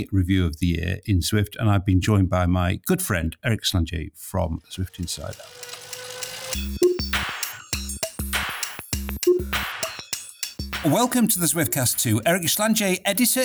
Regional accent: Harrogate, Yorkshire and the Humber, United Kingdom; my hometown

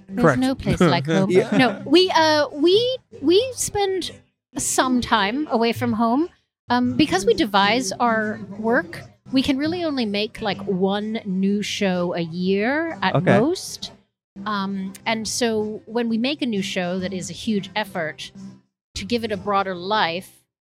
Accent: Rockville, Maryland, United States; also born or lived in Nova Scotia, Canada; No, we're not from Maine. We're from Rockville, Maryland.

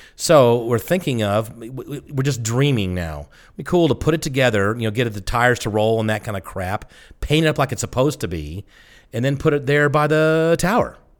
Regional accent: the South, United States; I'm from the South

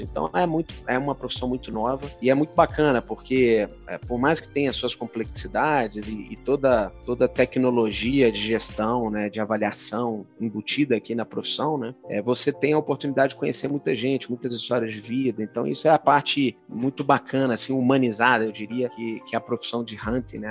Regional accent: Belo Horizonte, Minas Gerais, Brazil; moved away as an adult; also born or lived in Curitiba / São Paulo; Para sair de Belo Horizonte e ir para Curitiba e São Paulo. E foi assim que, que eu saí ali da, da, da, minha terra natal lá.

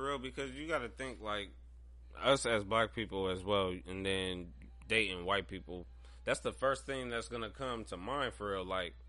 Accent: Pickerington, Ohio, United States; I grew up in Pickerington

